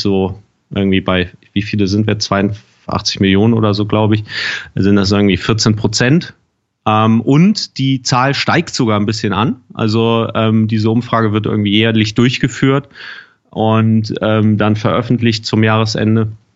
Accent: Germany; bei uns in Deutschland

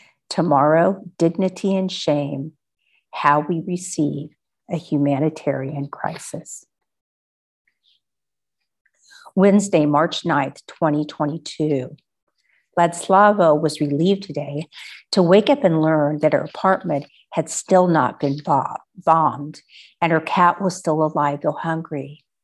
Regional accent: Texas, United States; now in Poland; After all, I am from Texas.

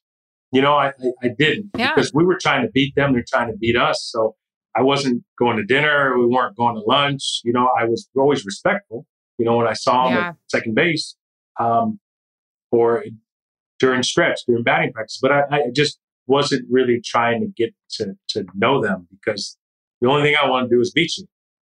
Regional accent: Kalamazoo, Michigan, United States; I grew up in Kalamazoo, Michigan.

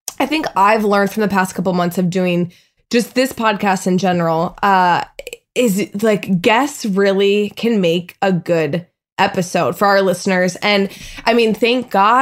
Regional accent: Minnesota, United States; moved away as an adult; now in California, United States; when I come back to my hometown in Minnesota

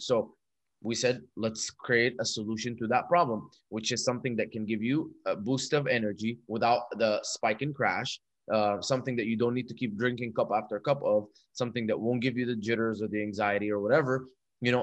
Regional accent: Dubai, United Arab Emirates; moved away as an adult; also born or lived in Egypt; now in United States; I was born in Egypt and moved to Dubai when I was two. Grew up there till I was 18. Moved to America to go to college

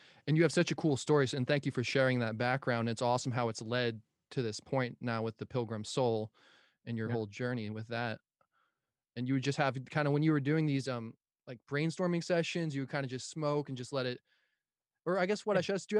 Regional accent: New Jersey, United States

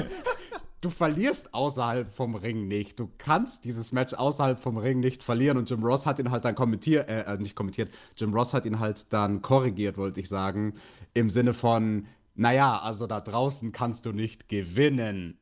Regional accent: Bavaria, Germany; Bei uns in Bayern

